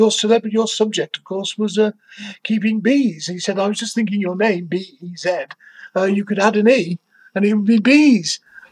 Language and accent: English; Manchester or Liverpool, North West England, United Kingdom; especially if you're from Manchester or Liverpool, as I am